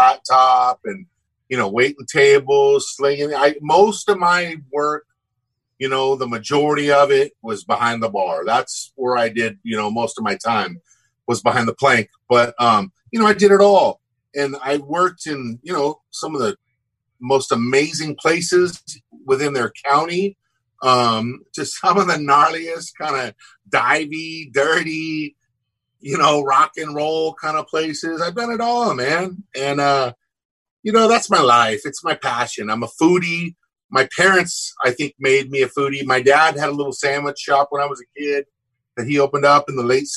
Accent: Huntington Beach, California, United States; I grew up in Southern California, Huntington Beach

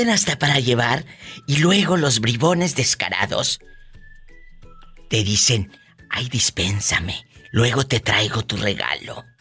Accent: Matamoros, Tamaulipas, Mexico; Yo soy de Matamoros, Tamaulipas. Imagínate, hace un calor del infierno.

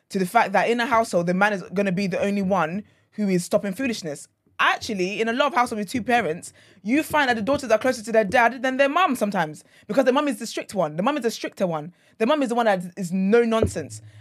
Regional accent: Nigeria; I'm Nigerian

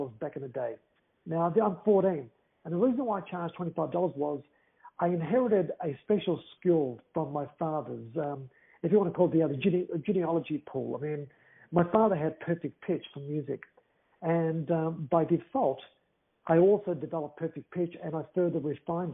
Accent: Melbourne, Victoria, Australia; also born or lived in Greece; I'm made in Greece. I was raised in Australia.

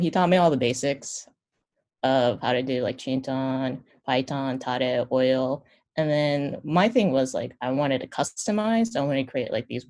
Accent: United States; moved away as an adult; also born or lived in Japan; I was born in America. I moved over there for a college or grad school

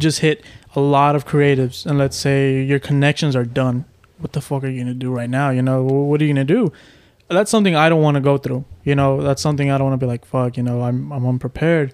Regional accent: Houston, Texas, United States; I'm from Houston

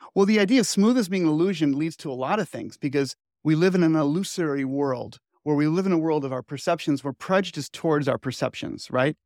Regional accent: Chicago, Illinois, United States; I grew up in Chicago suburbs.

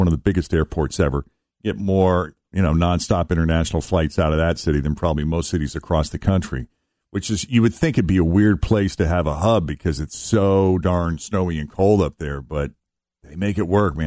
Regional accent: Boston, Massachusetts, United States; I grew up in Boston

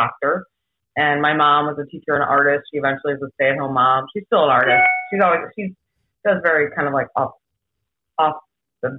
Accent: Webster Groves, Missouri, United States; moved away as an adult; also born or lived in Clayton, Missouri / Los Angeles; I grew up in Webster

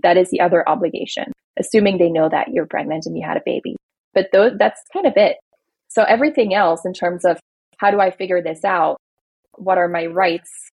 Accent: Belgium; now in United States; I grew up in Belgium where like all parents get money from the government just for being parents

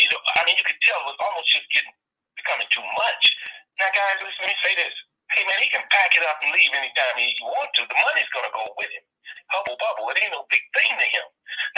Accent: Gary, Indiana, United States; now in Dallas, United States; I'm originally from Gary, Indiana. I'm right next door to Chicago.

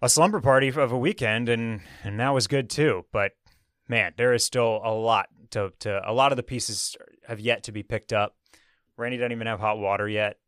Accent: Houston, Texas, United States; now in Austin, United States; I was born and raised in Houston.

